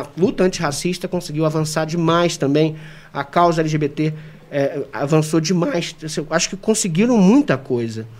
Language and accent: Portuguese; Brazil; sou brasileiro